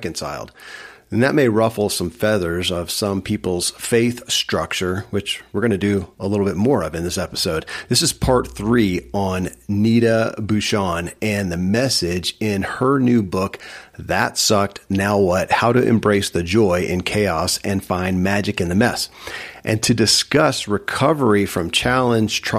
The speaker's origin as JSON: {"language": "English", "region": "Kentucky", "country": "United States", "tie": "born or raised there"}